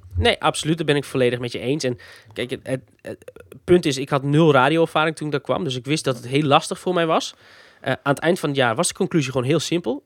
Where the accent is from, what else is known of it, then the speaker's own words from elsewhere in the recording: Friesland, Netherlands; ik uit Friesland kom